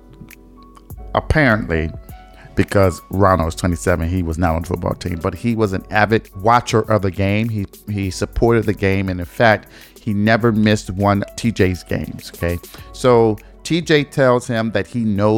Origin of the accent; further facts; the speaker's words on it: Detroit, Michigan, United States; Michigan, which is my home state, from Detroit 313